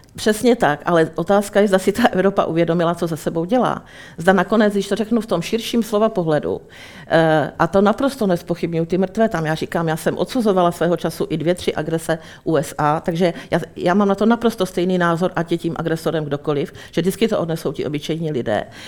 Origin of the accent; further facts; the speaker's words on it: Czechia; na Českou republiku, na nás tady